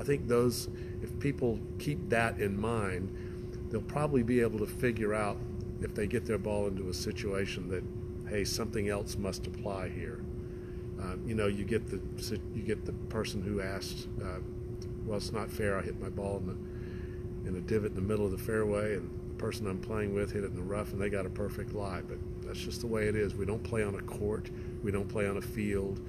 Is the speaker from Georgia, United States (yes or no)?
yes; Augusta, Georgia, United States; now in Sonoma County, California, United States; I grew up in Augusta, Georgia, and I grew up in a golfing family.